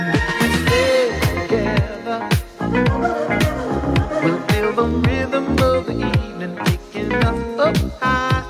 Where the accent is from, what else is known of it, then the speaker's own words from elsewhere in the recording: England, United Kingdom; moved away; I'm English